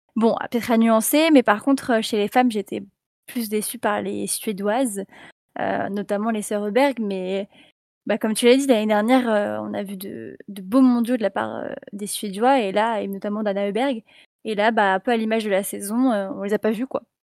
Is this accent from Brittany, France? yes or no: yes; Brittany, France; je suis bretonne